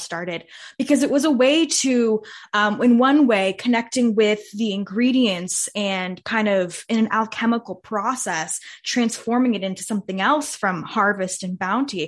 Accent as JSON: {"language": "English", "area": "Bay Area", "region": "California", "country": "United States", "tie": "born or raised there", "said": "I grew up in the Bay Area"}